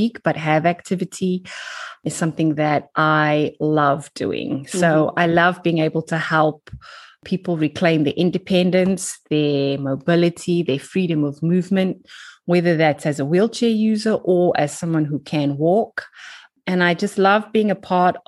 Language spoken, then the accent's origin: English; Cape Town, Western Cape, South Africa; moved away as an adult; now in London, United Kingdom; I am from South Africa, from Cape Town. You can probably tell by my accent. I emigrated when I was 25